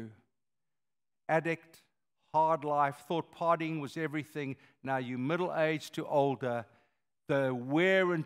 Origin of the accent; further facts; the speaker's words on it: South Africa; moved away; I am a South African